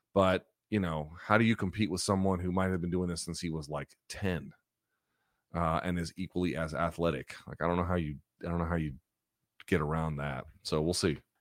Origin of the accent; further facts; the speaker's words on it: the South, United States; now in Washington, D.C., United States; I grew up in the South, like, the church is community